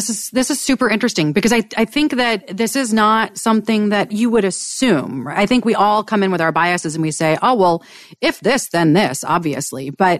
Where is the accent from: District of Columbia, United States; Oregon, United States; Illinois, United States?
District of Columbia, United States; Washington; and I grew up on Capitol Hill, and I'll date myself.